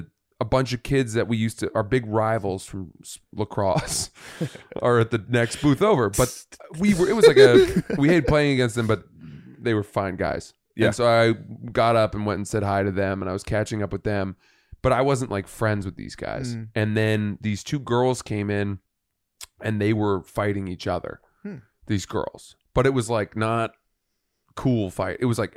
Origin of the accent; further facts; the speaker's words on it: Freeport, Maine, United States; In Maine, so Portland, Maine, I grew up near there in Freeport, home of L.L. Bean.